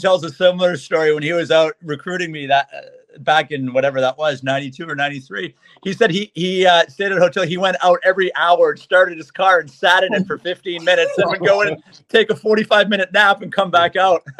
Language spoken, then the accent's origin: English; Canada; as a Canadian, we just love this tournament.